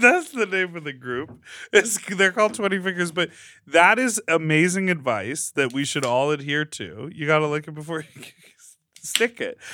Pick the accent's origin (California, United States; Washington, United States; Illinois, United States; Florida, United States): Illinois, United States; Chicago; moved away as an adult; also born or lived in upstate New York / Brooklyn, New York; now in Los Angeles, United States; I grew up in Chicago